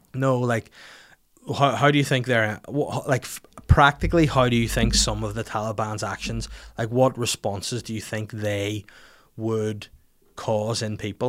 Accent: Bangor, Northern Ireland, United Kingdom; on the high street in my hometown in Bangor

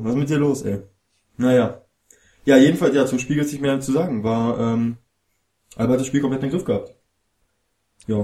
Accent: Berlin, Germany; ich als Berliner

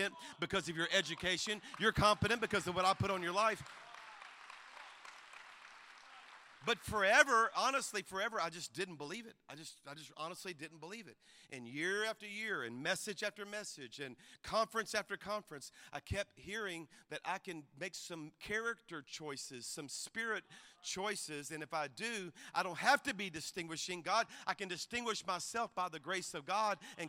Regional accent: South Louisiana, United States; now in Alabama, United States; I grew up in Louisiana. Our church is in Alabama, but I'm a Cajun from South Louisiana

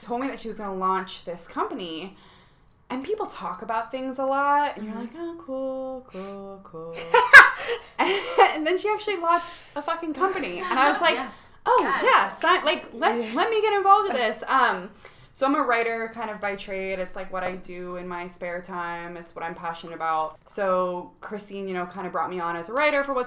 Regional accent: the Bay Area, California, United States; moved away as an adult; now in New York, United States; I grew up in the Bay Area

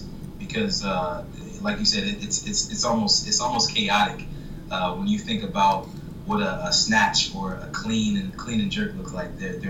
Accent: Florida, United States; I grew up in Florida, actually. So I was an Air Force brat.

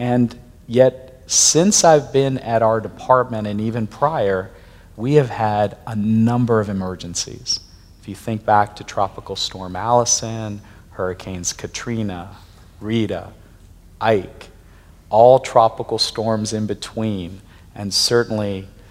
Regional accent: Pakistan; moved away; I'm originally from Pakistan

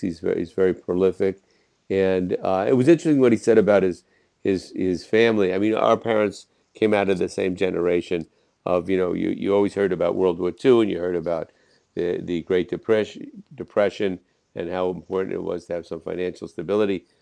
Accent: Jersey City, New Jersey, United States; I'm from Jersey City across the river

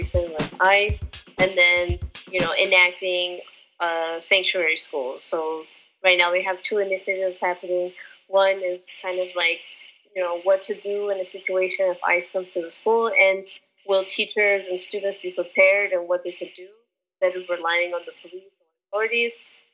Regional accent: Los Angeles, California, United States; Born and raised in Los Angeles.

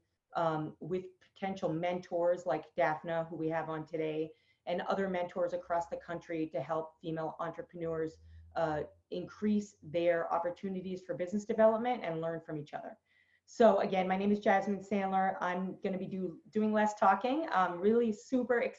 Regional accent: Boston, Massachusetts, United States; I'm from Boston

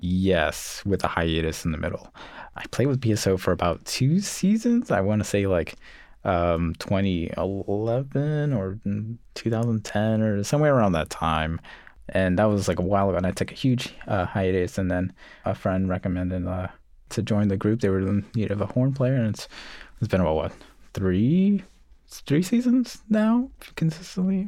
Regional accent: New York City, New York, United States; also born or lived in Puerto Rico (family); I was born in Coney Island, grew up in the projects, and then moved out to Canarsie

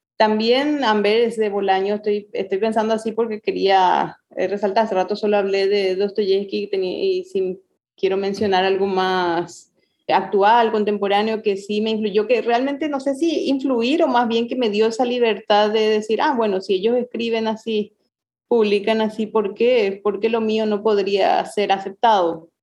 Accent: Paraguay; also born or lived in Mexico; como paraguayos creemos

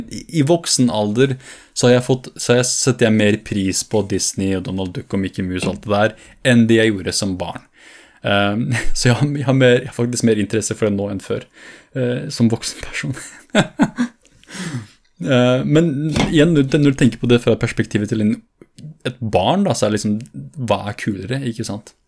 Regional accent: Fredrikstad, Østfold, Norway; Og det, det jeg mener med at jeg vokste opp i Fredrikstad, fordi det var ikke bare det at jeg vokste opp fysisk, men også det der jeg utviklet meg

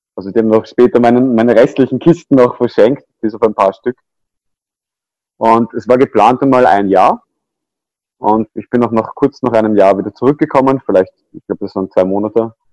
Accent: Vienna, Austria; ich bin aufgewachsen in Wien

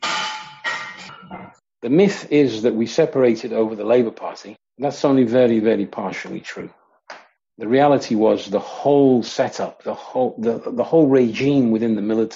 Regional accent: Coventry, West Midlands, United Kingdom; I grew up in Coventry in the Midlands in England.

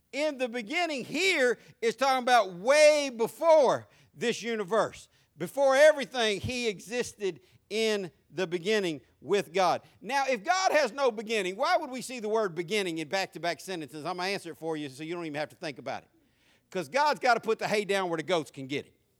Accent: United States; American Christians

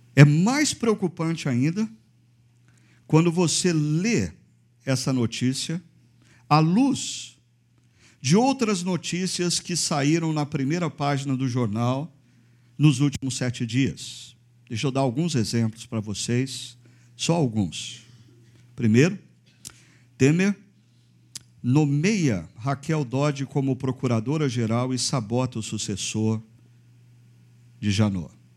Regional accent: Brazil; como brasileiros, cidadãos brasileiros

